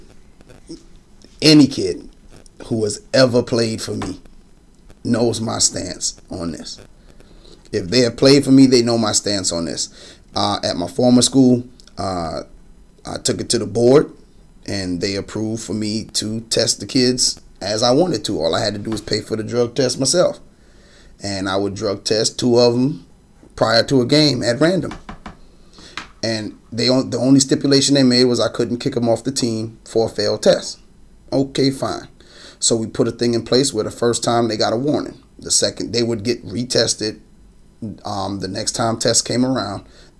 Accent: New Jersey, United States; me growing up in Jersey

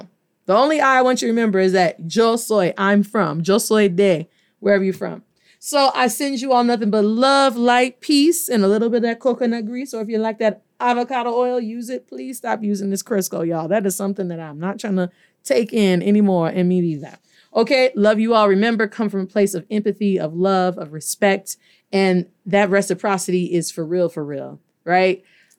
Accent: Detroit, Michigan, United States; I am forever thankful que yo soy de Detroit, Michigan, that I que yo asistí a las escuelas públicas

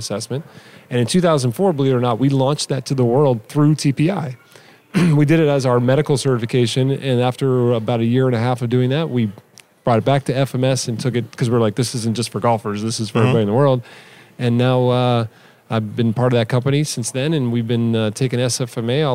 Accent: Rockville, Maryland, United States; also born or lived in Davenport, Iowa; I moved to where I grew up outside of Washington, D.C., Rockville, okay. Maryland.

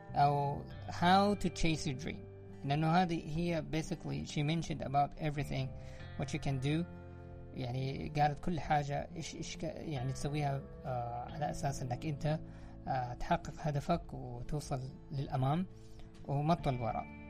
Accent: Saudi Arabia; عندنا في الخليج ولا عندنا في المملكة العربية السعودية

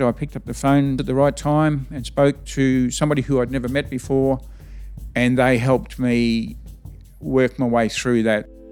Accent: Chinchilla, Queensland, Australia; now in Winton, Australia; I was born just, uh, in Chinchilla Hospital, so I was primarily around Chinchilla, Jindawi, uh, that area when I was younger.

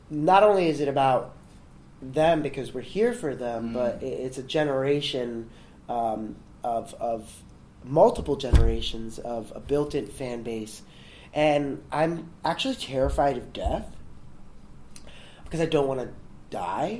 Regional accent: New York City, New York, United States; I grew up in the South Bronx

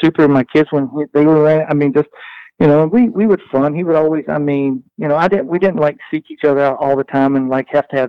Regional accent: Southwest Virginia, United States; I'm from Southwest Virginia

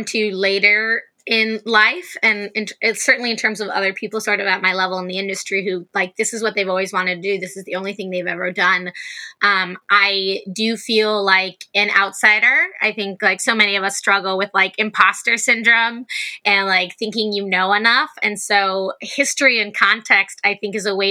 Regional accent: United States; now in Los Angeles, United States; as an American

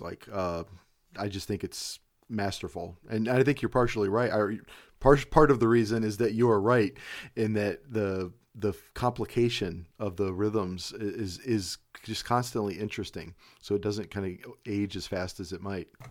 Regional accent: Cleveland, Ohio, United States; I live in Ohio, or, or I'm from Cleveland, Ohio

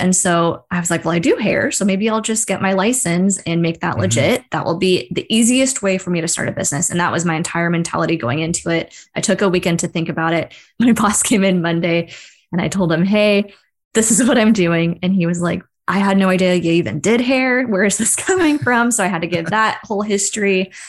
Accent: Seattle, Washington, United States; I'm from Seattle. I work for the Seattle office of the university.

